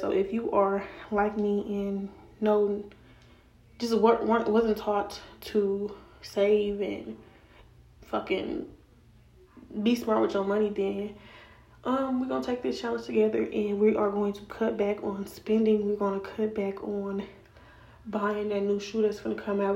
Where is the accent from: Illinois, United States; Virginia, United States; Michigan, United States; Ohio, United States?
Illinois, United States; Chicago; also born or lived in Rockford, Illinois; I was born in Chicago. If you all didn't know, I was raised in Chicago until I was about 12. Then I moved to Rockford